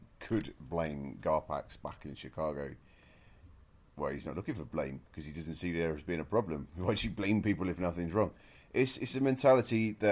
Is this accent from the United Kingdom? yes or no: yes; United Kingdom; accent: British; as a British man, you can tell from the accent